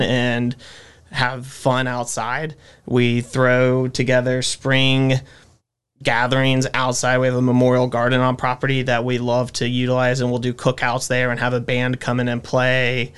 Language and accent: English; Winston-Salem, North Carolina, United States; born and raised in Winston, so I've been here my whole life